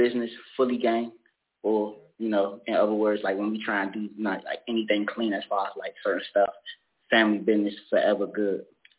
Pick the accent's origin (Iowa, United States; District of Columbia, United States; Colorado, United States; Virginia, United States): District of Columbia, United States; Washington; I'm from Washington, D.C., southeast side